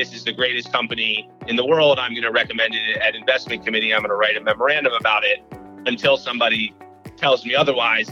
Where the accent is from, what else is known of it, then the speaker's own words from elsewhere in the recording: New York City, New York, United States; I grew up in New York City